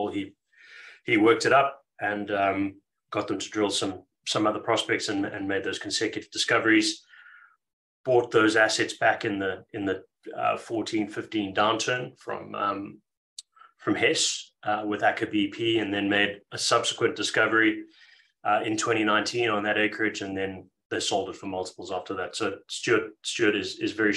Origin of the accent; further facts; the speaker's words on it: Zimbabwe; moved away as an adult; now in Australia; I am from Zimbabwe originally. My family is still there and in Zimbabwe